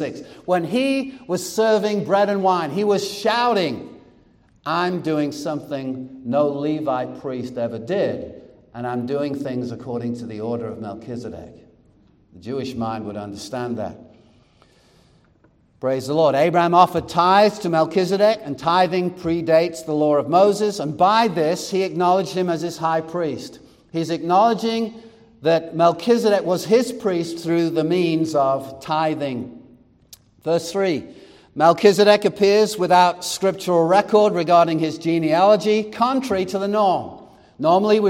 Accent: England, United Kingdom; now in United States; I was born in England and became a U.S. citizen. I was England by birth and America by choice

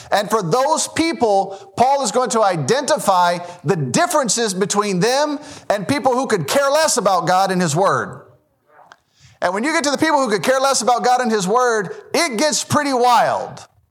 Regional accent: Memphis, Tennessee, United States; I was born in Memphis, Tennessee.

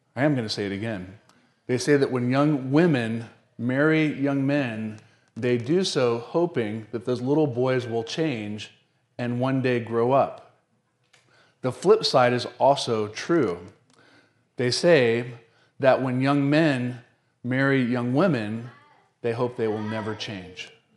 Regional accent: the South, United States; I'm from the South

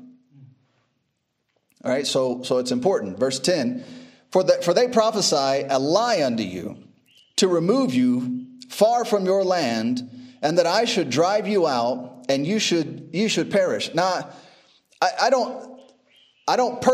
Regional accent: United States; now in Uganda; I was just born there

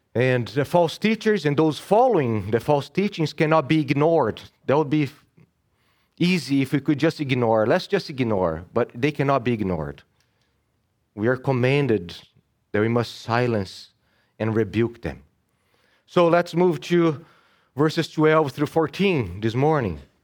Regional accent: Brazil; now in United States; I was born and raised in Brazil.

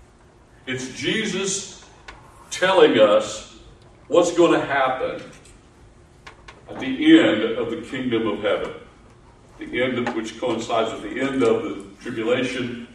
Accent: Appalachia, United States; I grew up in Appalachia back in the 60s

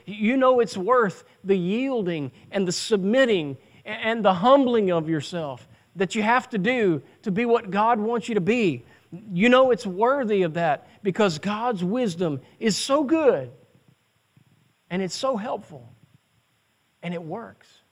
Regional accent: United States; as American citizens

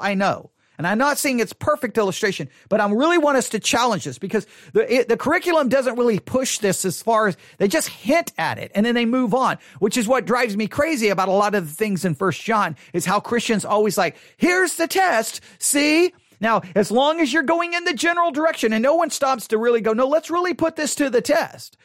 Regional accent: Buffalo Gap, Texas, United States; I grew up in Buffalo Gap, Texas

